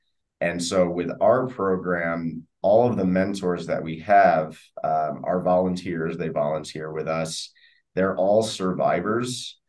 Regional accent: United States; I'm from the States there for a moment.

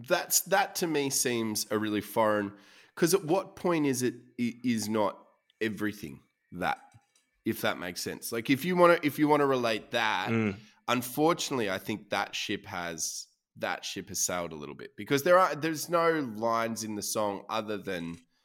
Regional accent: Australia; it's an all-encompassing decision that still reflects the values we want known as being Australian, which I think is about honesty, about integrity, about hard work.

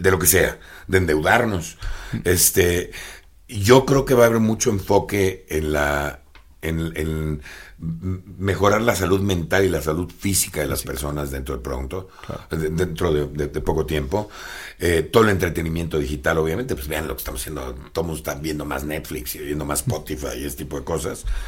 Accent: Mexico; como mexicanos

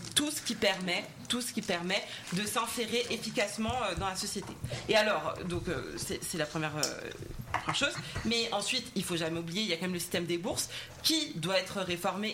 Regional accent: Val-de-Marne, Île-de-France, France; je viens du Val-de-Marne

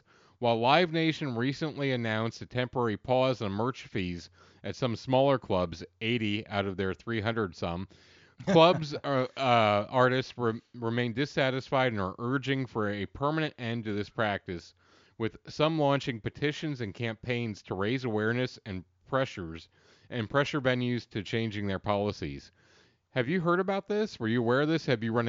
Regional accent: Pennsylvania, United States; Like, I'm from Central Pennsylvania, so I am so closed off around new people to begin

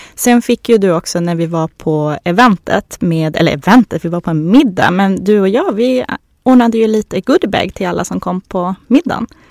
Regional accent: Norrland, Sweden; accent: Norrland dialect; moved away; jag är ju uppifrån eh, Norrland men eh, man kanske hör det på min dialekt

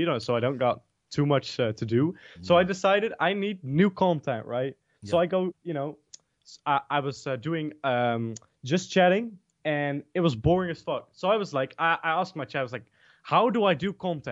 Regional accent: Netherlands; I'm from the Netherlands

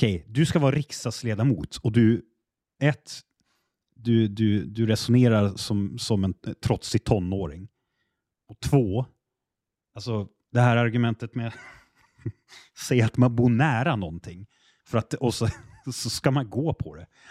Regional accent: Västerbotten County, Sweden; Jag är västerbottning

